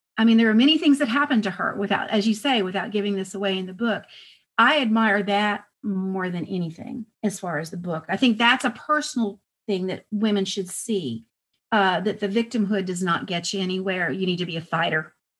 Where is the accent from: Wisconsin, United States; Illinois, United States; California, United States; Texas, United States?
Texas, United States; El Paso; I was raised in El Paso and we had Mexican maids